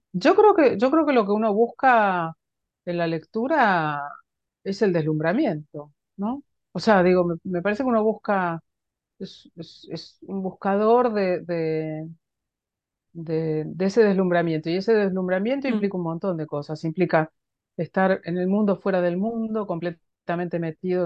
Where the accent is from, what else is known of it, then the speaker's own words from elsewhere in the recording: Junín, Buenos Aires Province, Argentina; la ciudad en la que yo nací, Junín